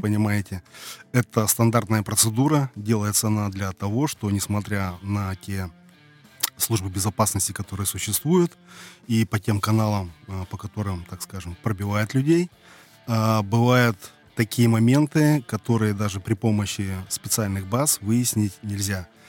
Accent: Irkutsk, Irkutsk Oblast, Russia; moved away as an adult; also born or lived in Kuban; now in Krasnodar Krai, Russia; мы из Сибири, мы из славного города Иркутска, с середины земли, с Байкала

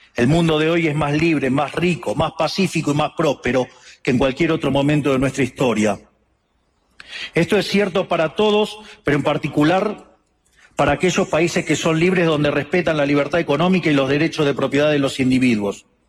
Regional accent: Argentina

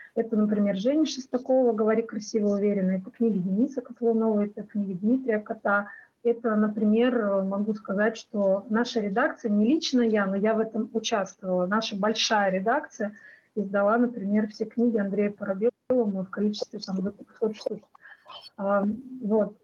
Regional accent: Russia; что я из России

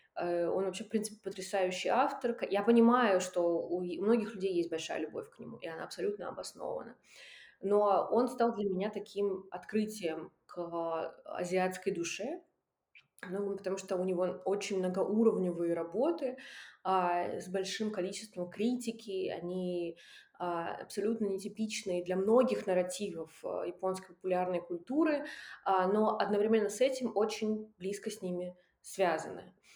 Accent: Russian Far East, Russia; moved away; я выросла на Дальнем Востоке

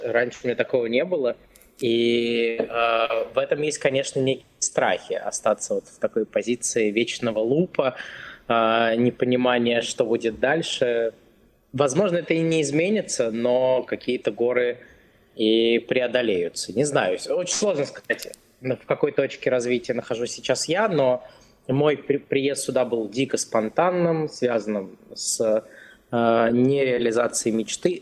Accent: Krasnogorsk, Moscow Oblast, Russia; moved away as an adult; now in United States; Я из Красногорска. Это небольшой город рядом с Москвой

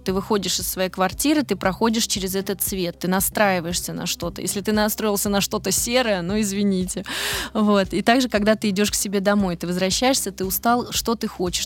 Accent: Moscow, Russia; also born or lived in Netherlands / Belgium; now in Snegiri, Russia; я москвичка, ну, в смысле, по рождению

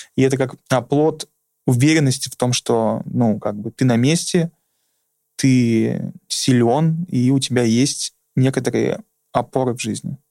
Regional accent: Urals, Russia; moved away; also born or lived in Saint Petersburg; я тоже с Урала, я там жил

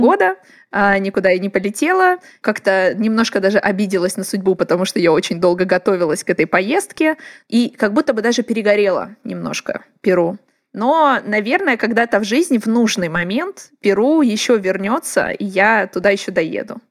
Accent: Blagoveshchensk, Amur Oblast, Russia; moved away; Это Благовещенск, город, откуда я родом, а, на границе с Китаем

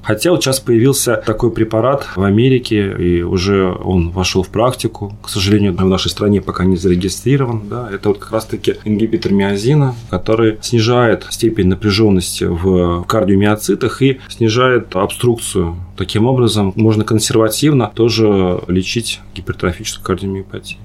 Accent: Moscow, Russia; мы, москвичи

